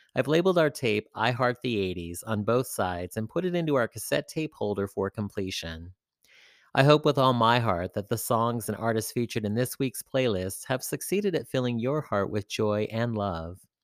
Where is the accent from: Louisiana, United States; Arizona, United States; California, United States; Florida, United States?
California, United States; San Francisco; my hometown, San Francisco